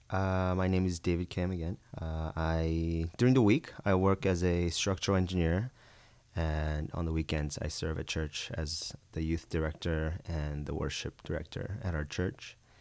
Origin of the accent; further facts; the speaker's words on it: Brazil; now in United States; growing up in Brazil